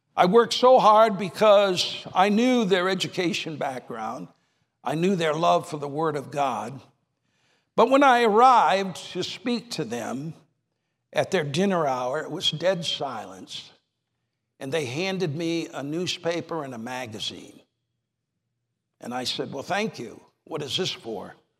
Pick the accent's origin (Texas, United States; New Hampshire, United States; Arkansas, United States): New Hampshire, United States; moved away; I was raised in New Hampshire